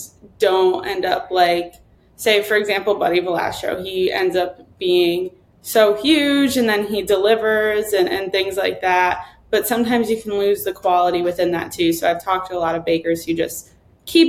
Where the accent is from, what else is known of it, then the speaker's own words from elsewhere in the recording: Connecticut, United States; moved away as an adult; now in Los Angeles, United States; I'm from Connecticut. So I was going to the city a lot, but I just moved